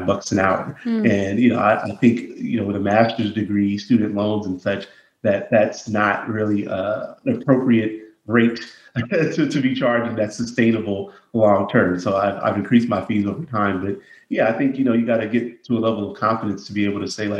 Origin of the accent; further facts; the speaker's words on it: Los Angeles, California, United States; also born or lived in Inglewood; I grew up in South Central Los Angeles.